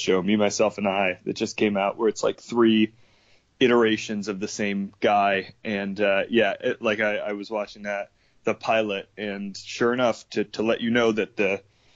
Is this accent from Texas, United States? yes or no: no; Connecticut, United States; moved away as an adult; also born or lived in New York; worked at the Gap like a white guy from Connecticut